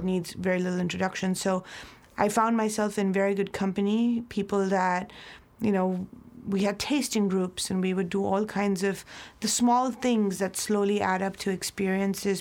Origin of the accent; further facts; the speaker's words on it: Mumbai, Maharashtra, India; moved away as an adult; also born or lived in New Zealand; now in Napa Valley, United States; I'm born and raised in Mumbai, India